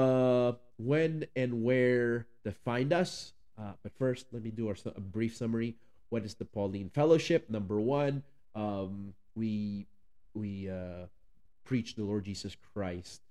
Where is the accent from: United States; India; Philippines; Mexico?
Philippines; English is a second language; you're also going to hear a little bit of an accent, a lot bit maybe, because I am from the Philippines